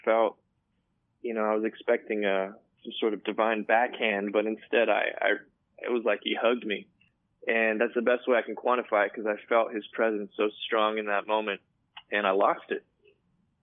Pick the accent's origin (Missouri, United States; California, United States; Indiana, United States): California, United States; My family is from Korea, and I was born here in California